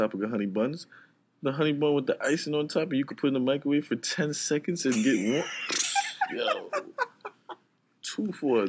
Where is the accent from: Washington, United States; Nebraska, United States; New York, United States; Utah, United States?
New York, United States; New York City; I grew up in a Trinidadian house, so I might be a Yankee, yes. I'm from Brooklyn, yes.